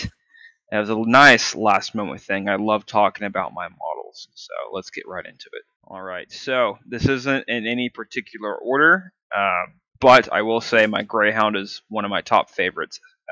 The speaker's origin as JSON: {"language": "English", "country": "United States", "said": "I am American"}